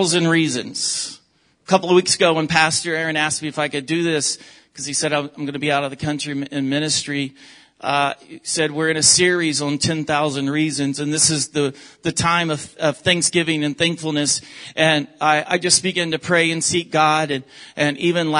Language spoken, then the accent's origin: English; the South, United States; moved away; also born or lived in Oklahoma / Texas; I am from the South, from Oklahoma and Texas